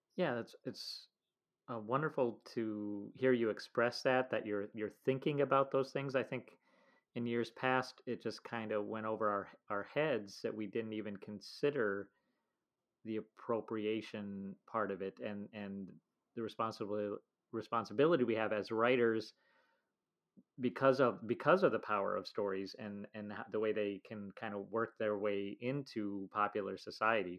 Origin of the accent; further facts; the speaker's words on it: United States; as an American